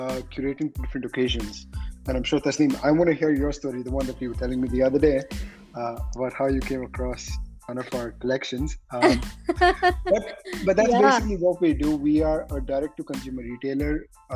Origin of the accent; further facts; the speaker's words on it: Dubai, United Arab Emirates; moved away as an adult; now in California, United States; started off growing up in Dubai. I did my schooling there.